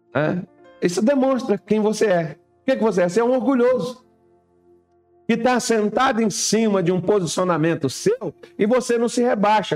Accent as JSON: {"language": "Portuguese", "country": "Brazil", "first_language": "Portuguese", "said": "nós somos brasileiros"}